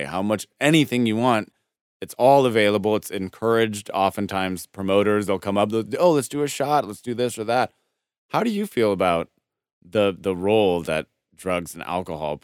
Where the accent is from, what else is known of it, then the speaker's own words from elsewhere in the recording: Denver, Colorado, United States; I'm from Denver, Colorado